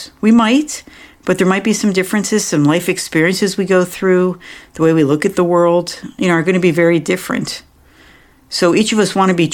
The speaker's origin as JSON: {"language": "English", "region": "New York", "country": "United States", "tie": "born or raised there", "moved": "yes", "said": "I grew up back in New York"}